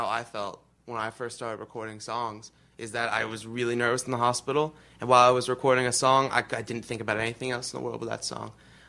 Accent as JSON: {"language": "English", "region": "Louisiana", "country": "United States", "said": "I'm from Louisiana myself"}